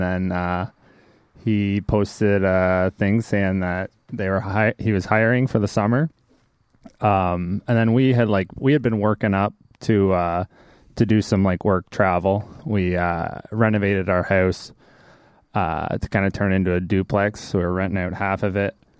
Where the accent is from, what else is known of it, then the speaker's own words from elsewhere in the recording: Seaforth, Ontario, Canada; I'm from Seaforth